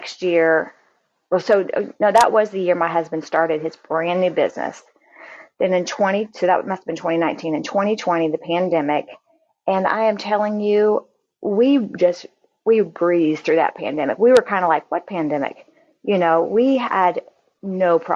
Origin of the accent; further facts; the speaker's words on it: Florida, United States; also born or lived in Kentucky; when I was about 5 years old, we moved from Kentucky back to Florida, where my mom's family was